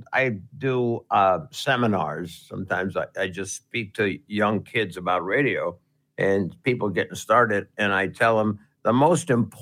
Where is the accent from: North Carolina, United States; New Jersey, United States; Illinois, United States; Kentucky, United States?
New Jersey, United States; Well, I'm from New Jersey. And I know I've heard your station, and I could really be good.